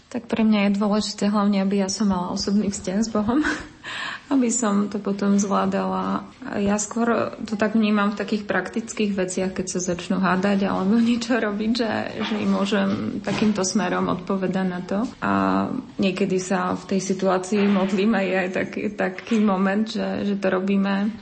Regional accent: eastern Slovakia, Slovakia; now in Žilina, Slovakia; bobalky s makom, to som si ja z východu doniesla

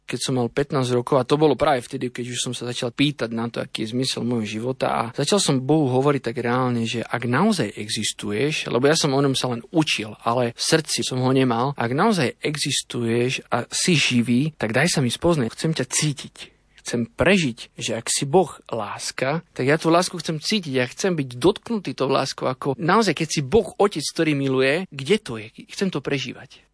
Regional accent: Sereď, Trnava Region, Slovakia; Vyrastal som na jednom sídlisku v Seredi

